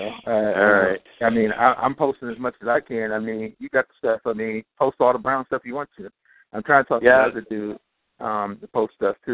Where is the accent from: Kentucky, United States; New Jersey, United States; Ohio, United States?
Ohio, United States; Cleveland; I am the Cleveland born and raised, Buckeye born and bred.